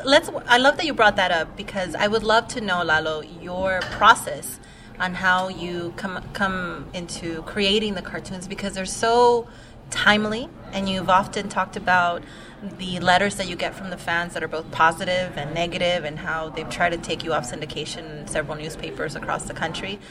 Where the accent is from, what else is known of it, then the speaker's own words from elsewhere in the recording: Los Angeles, California, United States; as a young Chicana growing up in East